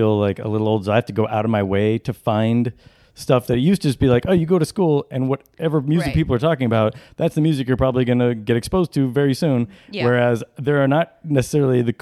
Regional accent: San Luis Obispo, California, United States; moved away as an adult; also born or lived in Sacramento; now in Los Angeles, United States; I grew up entirely in San Luis Obispo.

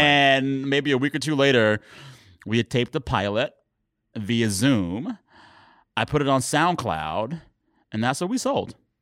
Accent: Texas, United States; I am Texan

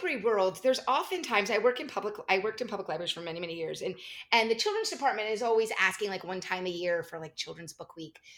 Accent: New Jersey, United States; I grew up in New Jersey, so of course it was a local mall

